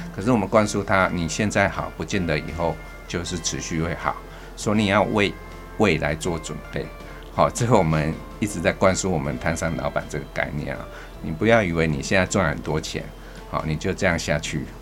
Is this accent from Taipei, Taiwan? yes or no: yes; Taipei, Taiwan; 我是生在这边，好，所以是长在这边